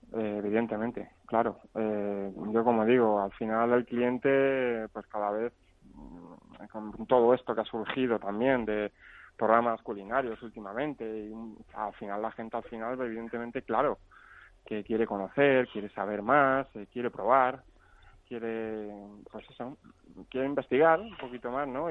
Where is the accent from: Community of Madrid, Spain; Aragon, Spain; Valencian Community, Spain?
Community of Madrid, Spain; Aranjuez; también soy de Aranjuez